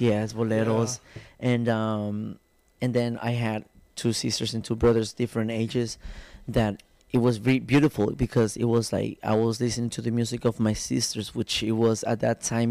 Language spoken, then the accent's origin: English; Tijuana, Baja California, Mexico; also born or lived in Guadalajara, Jalisco; I'm from Tijuana, Mexico. Um, I was born there, born and raised there.